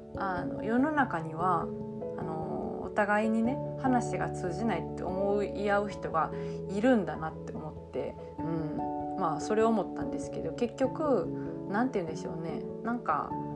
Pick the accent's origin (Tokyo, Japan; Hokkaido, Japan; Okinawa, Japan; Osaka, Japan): Osaka, Japan; South; first language Japanese; 南大阪のあの悪のサラブレッド